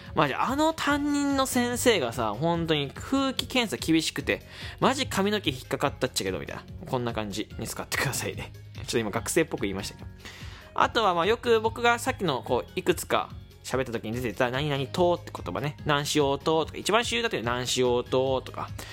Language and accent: Japanese; Fukuoka, Japan; accent: Hakata dialect; 福岡出身なんですよ